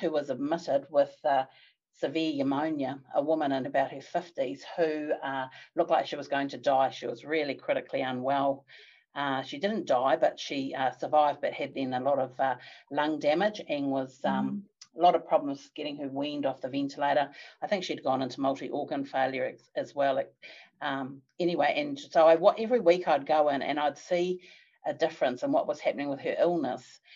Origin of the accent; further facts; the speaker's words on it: Palmerston North, Manawatū-Whanganui, New Zealand; moved away as an adult; also born or lived in Australia; came back to Palmerston North, which was my hometown